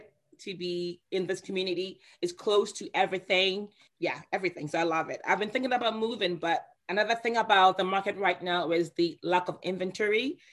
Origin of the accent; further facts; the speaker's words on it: Ghana; moved away; I'm originally from Ghana, West Africa